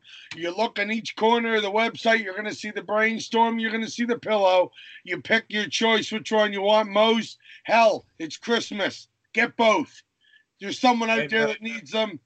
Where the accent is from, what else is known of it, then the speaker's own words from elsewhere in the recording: Canada; I'm a Canadian